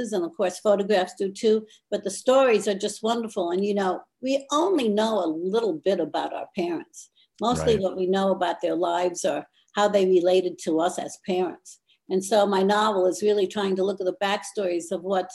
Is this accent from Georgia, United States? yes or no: no; Akron, Ohio, United States; I grew up, born and raised in Akron, Ohio